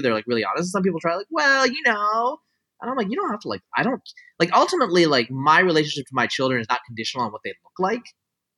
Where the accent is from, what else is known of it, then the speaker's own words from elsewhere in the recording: United States; first language Bengali; English is a second language; also born or lived in California; I grew up in the United States with mostly white people